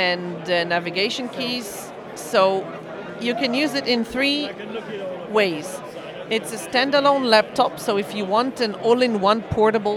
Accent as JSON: {"language": "English", "country": "Israel", "said": "I'm coming from Israel"}